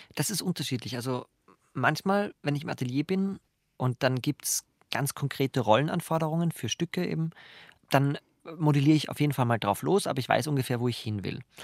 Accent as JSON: {"language": "German", "town": "Graz", "region": "Styria", "country": "Austria", "said": "ich komme aus Graz"}